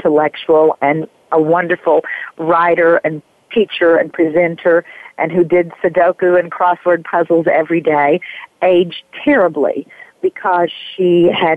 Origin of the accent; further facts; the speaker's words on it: Raccoon Valley, Tennessee, United States; also born or lived in New York / California; now in North Carolina, United States; I grew up in a little tiny place in Tennessee near the Smoky Mountains called Raccoon Valley